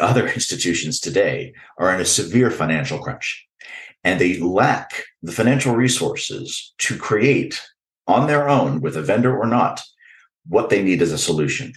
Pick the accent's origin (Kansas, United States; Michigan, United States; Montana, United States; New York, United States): New York, United States; New York and the Northeast, United States; Growing up in New York and the Northeast